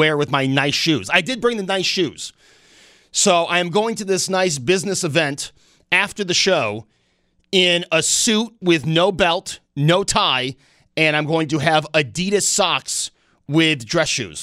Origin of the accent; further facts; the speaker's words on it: Snyder, New York, United States; I grew up in Snyder, right down the street from the fire department